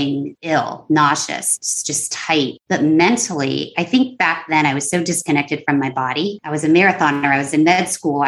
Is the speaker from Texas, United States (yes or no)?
yes; San Antonio, Texas, United States; moved away as an adult; also born or lived in Los Angeles; my hometown of San Antonio, Texas.